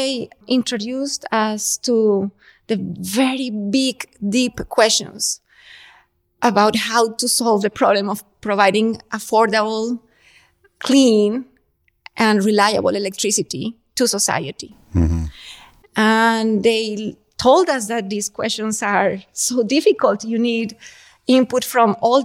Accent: Colombia; moved away; I grew up in Colombia

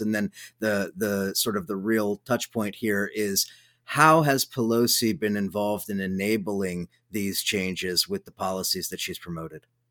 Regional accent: Southern California, United States; moved away as an adult; now in New York, United States; I'm originally from Southern California, but my adult life's been spent in New York.

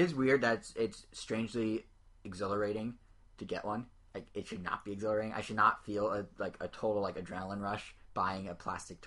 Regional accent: United States; I'm in America, and I'm an American

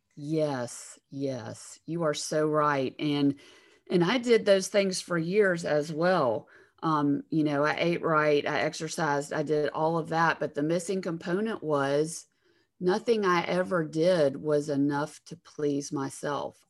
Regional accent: Alabama, United States; accent: Southern; I'm from Alabama

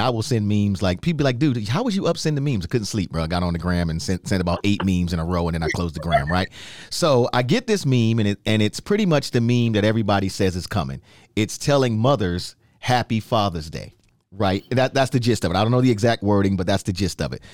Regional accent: New York, United States; Growing up in New York, my oldest sister Jackie and myself, we have different fathers

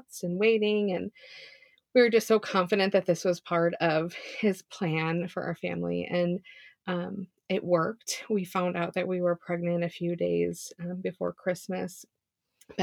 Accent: Chicago, Illinois, United States; moved away as an adult; also born or lived in Indiana; now in Minnesota, United States; I grew up in Chicago, moved to Minnesota once we got married.

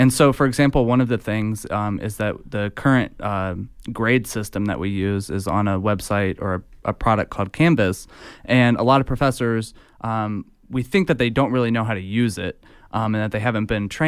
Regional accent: Fort Wayne, Indiana, United States; So I'm from Northeast Indiana, Fort Wayne to be exact.

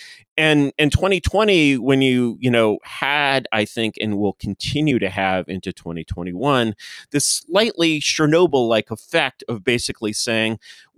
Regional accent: Washington, District of Columbia, United States; I sort of grew up in DC. I grew up in the Foreign Service, to be exact.

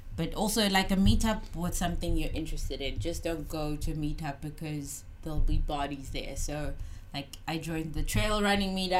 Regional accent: South Africa; moved away; I'm from South Africa.

